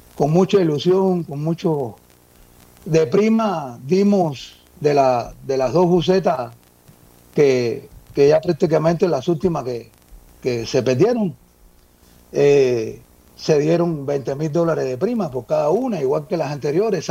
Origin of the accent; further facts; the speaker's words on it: Cuba; moved away as an adult; yo nací en Cuba, llevo aquí, llegué al país hace como unos 20 años.